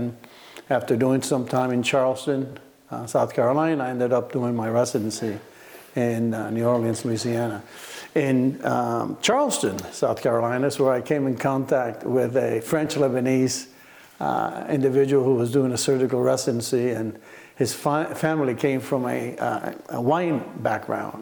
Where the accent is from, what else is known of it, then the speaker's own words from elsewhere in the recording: Cuba; also born or lived in Miami; now in Oregon, United States; I grew up in Cuba. I was born in Cuba.